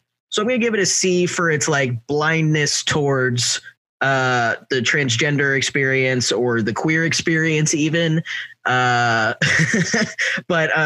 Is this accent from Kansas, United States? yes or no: yes; Kansas, United States; I'm from Kansas, like people think I'm from the South